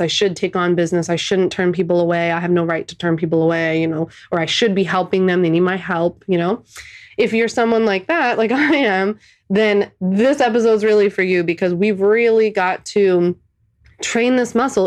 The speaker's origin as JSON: {"language": "English", "town": "Philadelphia", "region": "Pennsylvania", "country": "United States", "tie": "born or raised there", "moved": "as an adult", "said": "I'm a Philly born and raised girl, never left"}